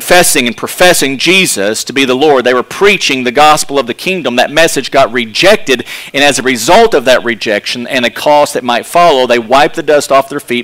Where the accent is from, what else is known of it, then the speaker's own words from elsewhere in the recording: Texas, United States; accent: Texas; My Texas accent